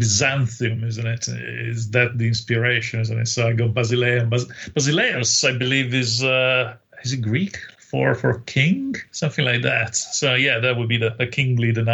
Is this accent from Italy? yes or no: yes; Italy; I used to play with little HO-scale toy soldiers in Italy on the beach